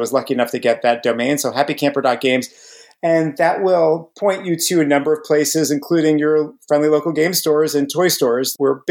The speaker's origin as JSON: {"language": "English", "region": "New Jersey", "country": "United States", "said": "I am from, I guess, North Central, right? About 30 minutes west of Manhattan."}